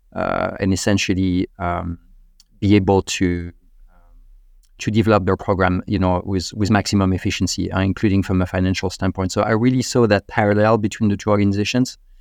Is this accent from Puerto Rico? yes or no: no; Normandy, France; moved away as an adult; also born or lived in Paris, France; now in United States; I'm from Normandy in northern France